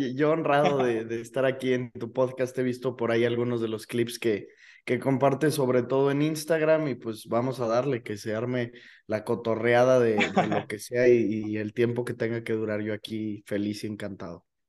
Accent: León, Guanajuato, Mexico; also born or lived in Celaya; Yo nací en Celaya, pues, pero he vivido toda mi vida aquí en León

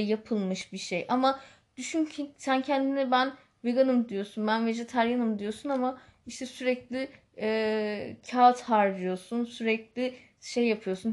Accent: Istanbul, Turkey; moved away; also born or lived in Northern Cyprus; ben İstanbulluyum

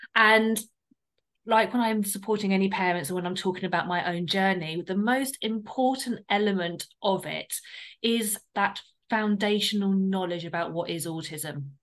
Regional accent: United Kingdom; we're from the South. So there was a very like difference in our um, accents

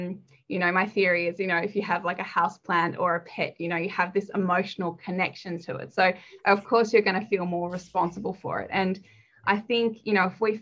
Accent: Denmark; now in Australia; I was born in Denmark

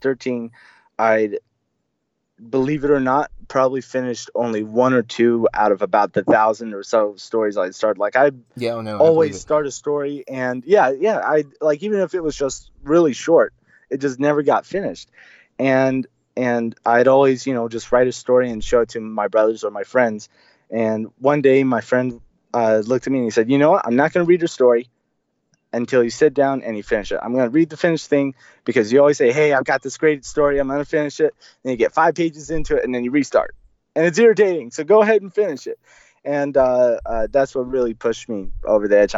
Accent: Central California, United States; also born or lived in Argentina / Brazil; I was born in Central California.

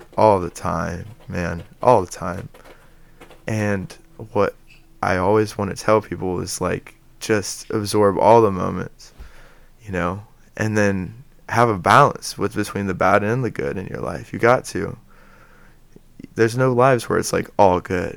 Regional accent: Dayton, Ohio, United States; I was born in Dayton, Ohio

